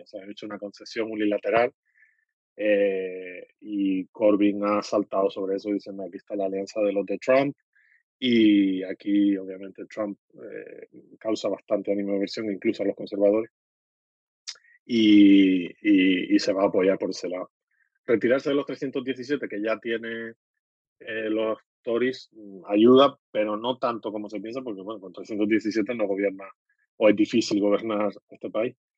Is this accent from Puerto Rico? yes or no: no; Canary Islands, Spain; como soy canario